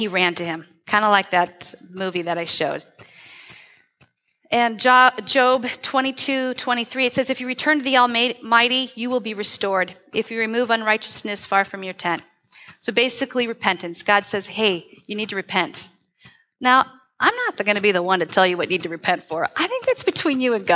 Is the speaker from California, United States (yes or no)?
yes; Southern California, United States; now in Tri-Cities, United States; When I grew up in Southern Cal